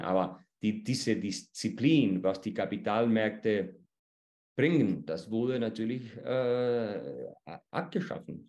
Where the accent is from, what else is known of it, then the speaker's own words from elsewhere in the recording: Chile; bei uns in Chile